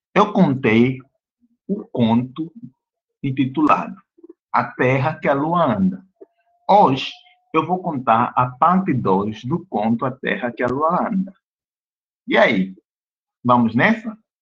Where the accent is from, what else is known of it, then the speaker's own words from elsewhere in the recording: Angola; Eu sou africano. O nome do meu país é Angola.